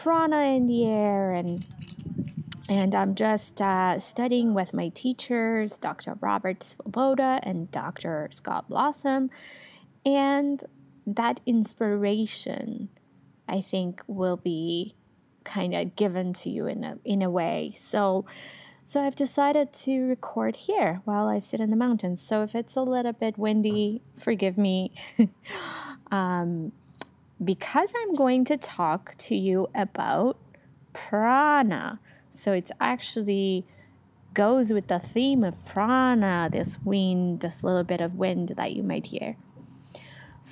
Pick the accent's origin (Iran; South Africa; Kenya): Iran; moved away as an adult; now in Canada; I'm from Iran originally. I was born there. I lived there all throughout my teenagehood. And then I moved to Canada after